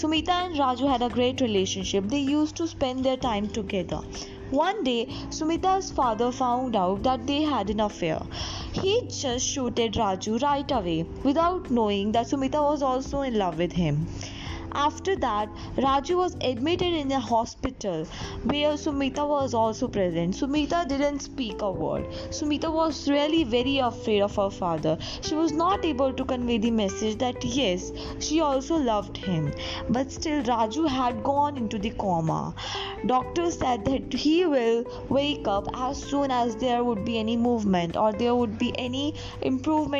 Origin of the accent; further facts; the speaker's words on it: India; I'm from India